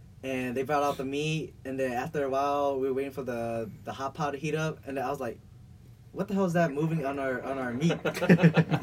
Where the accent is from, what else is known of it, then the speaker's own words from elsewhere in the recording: Thailand; I'm from Thailand